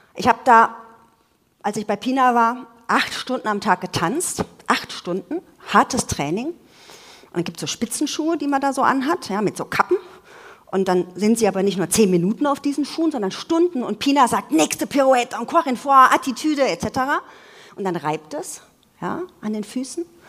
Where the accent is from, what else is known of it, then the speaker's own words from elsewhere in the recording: Munich, Bavaria, Germany; ich komme ja aus München